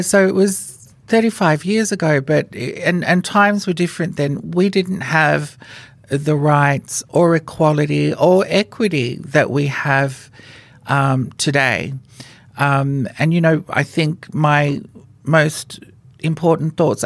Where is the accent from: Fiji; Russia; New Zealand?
Fiji; moved away as an adult; now in Australia; I was born in Fiji, and I was the first transgender woman in Fiji to be legally given a female name by the Fijian government